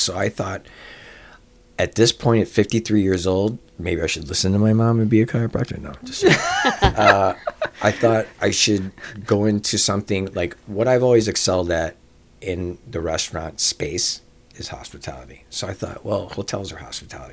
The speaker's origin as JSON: {"language": "English", "town": "Chicago", "region": "Illinois", "country": "United States", "tie": "born or raised there", "said": "I grew up in Rogers Park"}